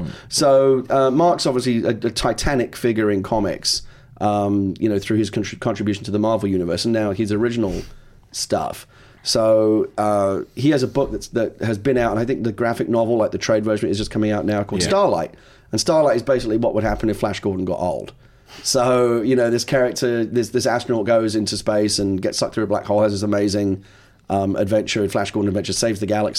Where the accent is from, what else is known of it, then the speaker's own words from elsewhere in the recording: London, United Kingdom; Like I said, I was born and raised in London, to be here.